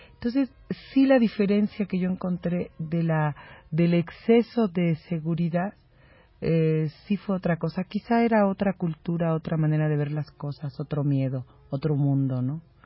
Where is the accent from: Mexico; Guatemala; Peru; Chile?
Mexico; un poco como mexicana anfitriona